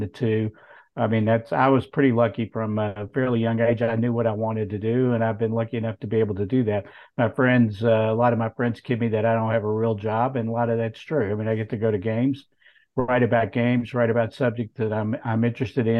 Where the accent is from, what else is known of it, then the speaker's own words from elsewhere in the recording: Clark County, Kentucky, United States; also born or lived in Paris, Kentucky; I was born in Paris and grew up on a farm out in Clark County, right on the Paris, Winchester, Clark County, Bourbon